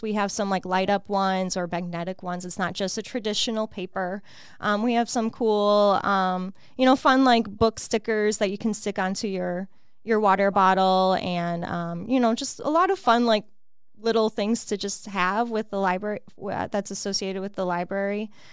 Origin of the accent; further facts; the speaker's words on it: Illinois, United States; moved away as an adult; also born or lived in Chicago; now in Peoria, United States; I'm originally from Illinois, Illinois, um, born and raised, and then yeah, we moved here